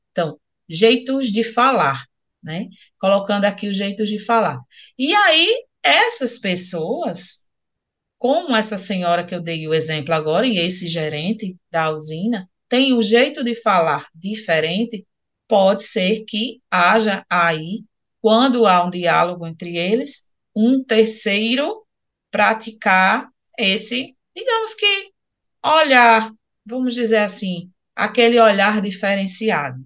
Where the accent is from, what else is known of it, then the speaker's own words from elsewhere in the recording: Northeast Region, Brazil; accent: Northeastern, drawling; aqui para nós, nordestinos, principalmente essa professora que vos fala, que fala muito arrastado